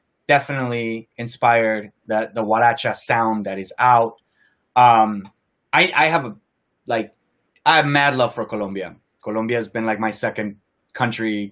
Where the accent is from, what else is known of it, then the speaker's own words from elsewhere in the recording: Chicago, Illinois, United States; in my hometown, in the House of Jordan, in the United Center, where the Bulls play